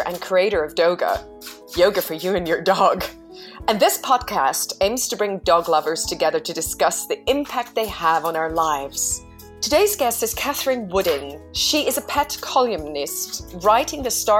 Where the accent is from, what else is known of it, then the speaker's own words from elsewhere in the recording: Zurich, Switzerland; moved away; also born or lived in London, United Kingdom; I'm in Switzerland. So that's my home country, my hometown.